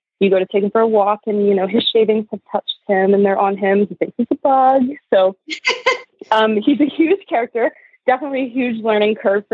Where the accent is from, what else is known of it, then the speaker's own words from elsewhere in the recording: Edmonton, Alberta, Canada; I'm from Edmonton, Alberta in Canada